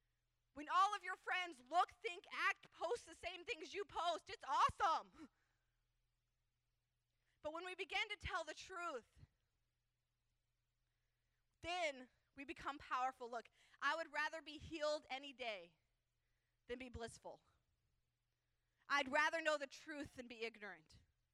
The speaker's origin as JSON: {"language": "English", "region": "California", "country": "United States", "said": "People don't like us because we're from California"}